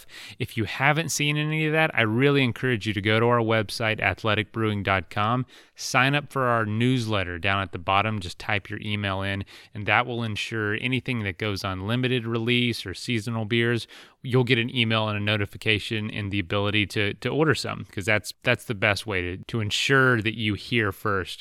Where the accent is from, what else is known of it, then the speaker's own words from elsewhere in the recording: Florida, United States; I grew up in Florida